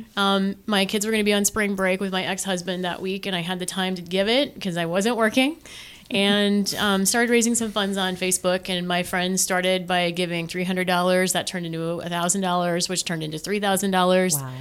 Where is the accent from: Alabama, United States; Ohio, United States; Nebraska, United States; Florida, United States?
Nebraska, United States; McCook; now in Omaha, United States; I'm from Western Nebraska originally